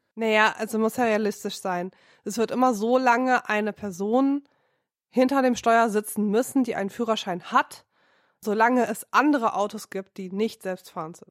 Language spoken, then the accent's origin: German; Rhineland, Germany; now in Berlin, Germany; mich als Rheinländerin